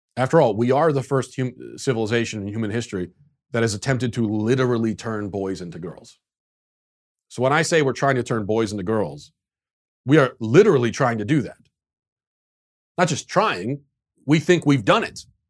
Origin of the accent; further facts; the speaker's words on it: United States; as an American